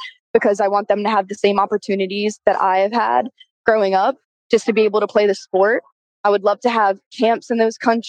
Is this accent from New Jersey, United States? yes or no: yes; Monroe Township, New Jersey, United States; moved away as an adult; I play women's soccer at the University of South Carolina, and I'm from Monroe Township, New Jersey.